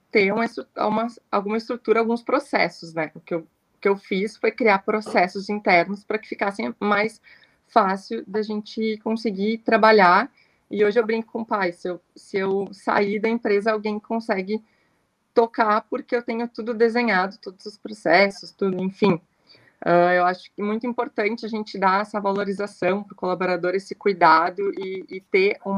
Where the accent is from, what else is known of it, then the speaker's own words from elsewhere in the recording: Camaquã, Rio Grande do Sul, Brazil; quando eu, eu, saí de Camacuã para estudar, fui fazer administração.